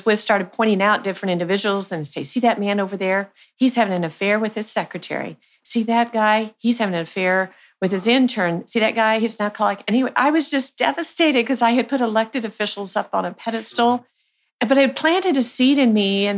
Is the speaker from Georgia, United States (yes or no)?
no; Archie, Missouri, United States; I grew up on a farm just north of Archie, Missouri